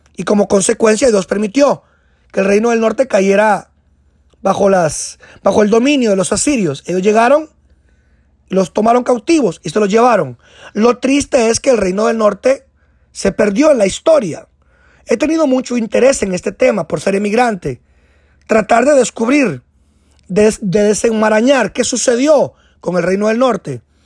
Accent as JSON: {"language": "Spanish", "country": "Guatemala", "moved": "as an adult", "lives_now": "United States", "said": "añoraba regresar a mi tierra Guatemala"}